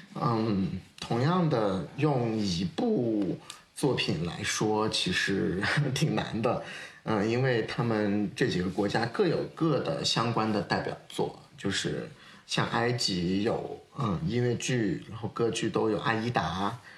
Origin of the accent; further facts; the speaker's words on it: China; 我们中国人